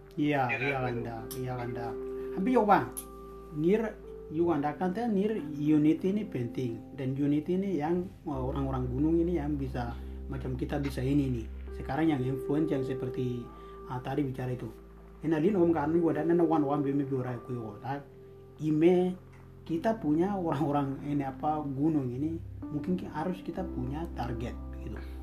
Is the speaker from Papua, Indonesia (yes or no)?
yes; Papua, Indonesia; kita semua satu Papua